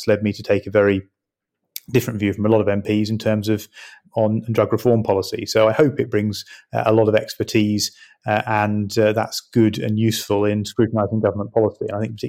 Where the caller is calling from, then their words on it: East of England, United Kingdom; I'm joining you from my constituency home in Suffolk.